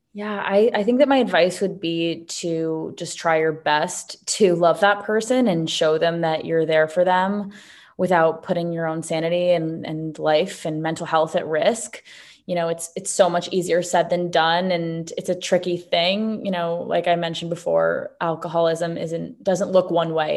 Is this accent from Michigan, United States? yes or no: no; New York City, New York, United States; also born or lived in Los Angeles, California; I myself was born and raised in New York City